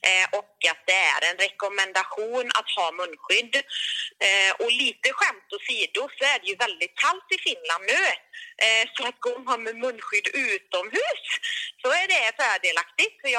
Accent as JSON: {"language": "Swedish", "country": "Sweden", "said": "för mig som svensk"}